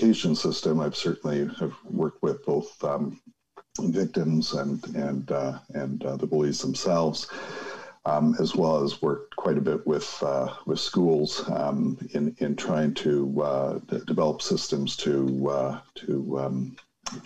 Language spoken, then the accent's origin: English; Winnipeg, Manitoba, Canada; Growing up in Winnipeg